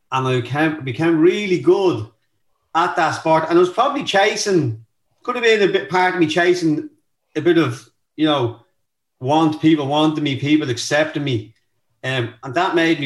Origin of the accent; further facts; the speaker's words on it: Dublin, Leinster, Ireland; I grew up in North County, Dublin, in a place called Darndale.